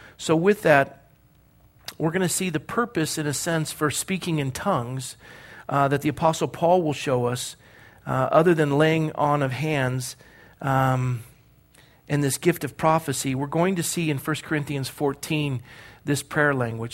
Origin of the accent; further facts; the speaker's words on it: Coronado, California, United States; I was born and raised in Coronado, California